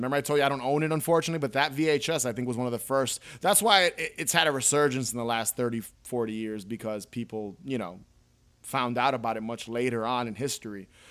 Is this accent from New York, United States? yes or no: yes; New York, United States; I was born in New York.